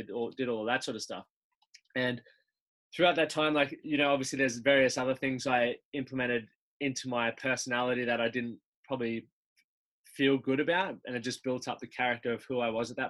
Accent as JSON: {"language": "English", "town": "Toowoomba", "region": "Queensland", "country": "Australia", "tie": "born or raised there", "moved": "yes", "lives_now": "Brisbane, Australia", "said": "I grew up in Toowoomba, and we have always lived on like a biggish sort of bit of land."}